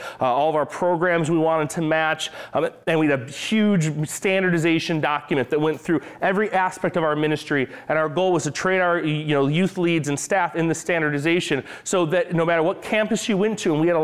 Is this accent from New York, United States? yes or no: yes; New York, United States; I'm from New York.